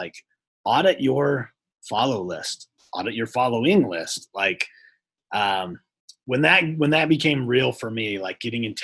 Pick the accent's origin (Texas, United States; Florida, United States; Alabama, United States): Texas, United States; I'm from Texas